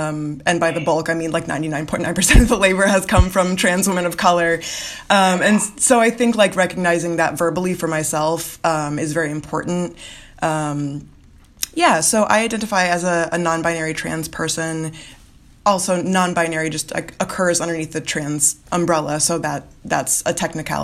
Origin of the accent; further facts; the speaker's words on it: Florida Keys, United States; moved away; So I'm from South Florida. I'm from the Florida Keys. And so I grew up around a lot of Caribbean culture